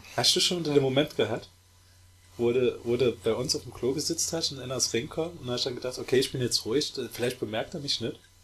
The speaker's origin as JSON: {"language": "German", "town": "Saarbrücken", "region": "Saarland", "country": "Germany", "accent": "Saarland Platt, city", "said": "ich bin aus Saarbrücke."}